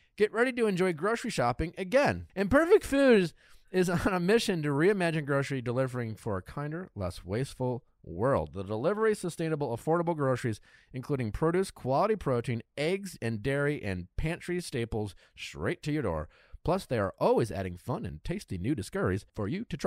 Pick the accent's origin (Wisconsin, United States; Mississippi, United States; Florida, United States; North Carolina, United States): Wisconsin, United States; now in Los Angeles, United States; I grew up in Wisconsin.